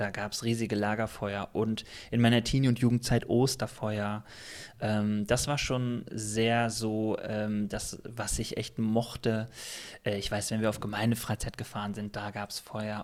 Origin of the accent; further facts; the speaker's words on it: Remscheid, North Rhine-Westphalia, Germany; also ich bin äh, groß geworden in einer Baptistengemeinde. Ich komme aus Remscheid